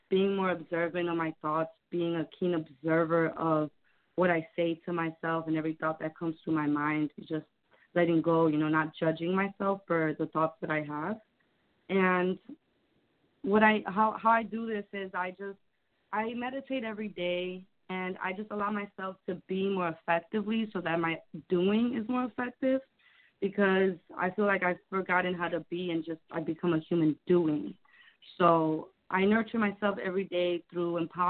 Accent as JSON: {"language": "English", "town": "Chicago", "region": "Illinois", "country": "United States", "said": "I'm from Chicago."}